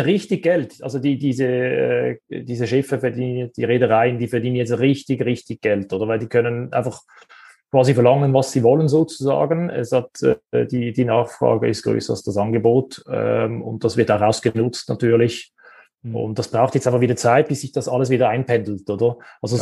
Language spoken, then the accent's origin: German; Switzerland; Wir kommen ja aus der Schweiz